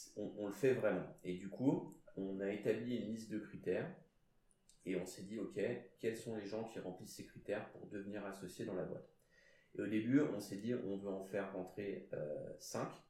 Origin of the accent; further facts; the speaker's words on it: Basque Country, France; je suis basque